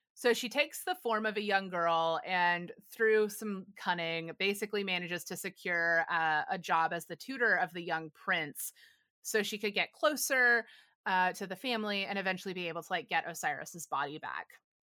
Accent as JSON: {"language": "English", "region": "the South", "country": "United States", "tie": "born or raised there", "said": "I grew up in the South"}